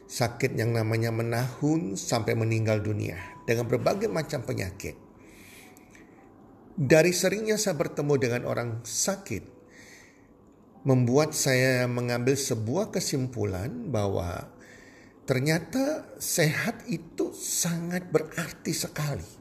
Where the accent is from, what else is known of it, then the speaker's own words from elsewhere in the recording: Surabaya, East Java, Indonesia; Nah matahari kalau di Surabaya daerah saya di Indonesia bagian barat